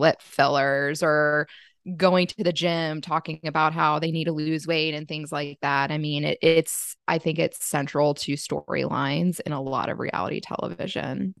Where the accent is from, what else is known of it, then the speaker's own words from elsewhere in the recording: Virginia, United States; now in Charlotte, United States; I live in Charlotte, which Charlotte is a major city, but I went home to my hometown, which is in Virginia